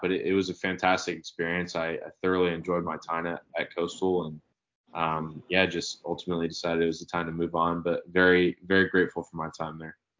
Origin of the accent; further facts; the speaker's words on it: Marietta, Georgia, United States; moved away as an adult; also born or lived in Conway, South Carolina; now in Gainesville, United States; I'm from Marietta. Um, luckily had a, a, lot of really good coaches uh, in the area growing up